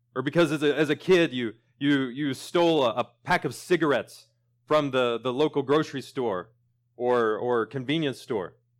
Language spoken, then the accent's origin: English; Sentinel, Oklahoma, United States; moved away; my hometown of Sentinel